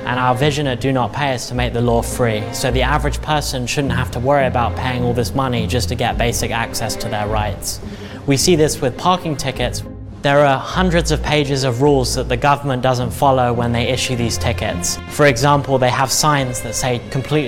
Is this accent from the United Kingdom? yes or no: yes; England, United Kingdom; now in United States; I'm originally from England